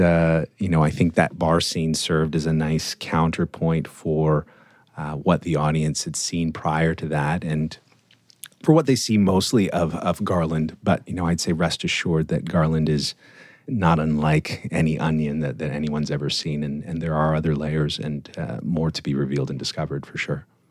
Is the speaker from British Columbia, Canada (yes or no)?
no; Toronto, Ontario, Canada; being Torontonian, Canadian, growing up in Canada, in the suburbs of Toronto.